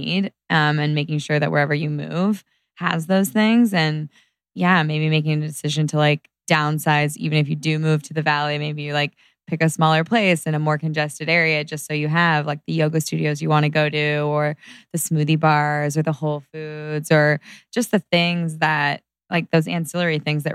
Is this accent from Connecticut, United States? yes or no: no; Orange County, California, United States; moved away as an adult; now in Los Angeles, United States; I grew up in Orange County, so I've got a lot of friends there from high school and college